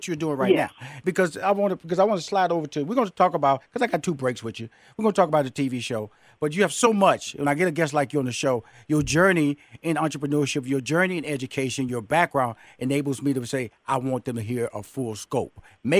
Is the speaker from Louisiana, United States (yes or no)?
no; Houston, Texas, United States; I'm from Fifth Ward, Texas. You know, 2-bedroom shotgun house. 6 sisters, 2 brothers.